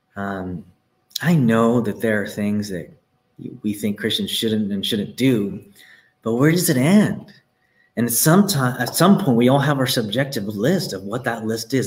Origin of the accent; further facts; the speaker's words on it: Texas, United States; I'm from Texas. There are streets, my parents live on a street uh, called Plantation Lane, okay? This is all around me growing up.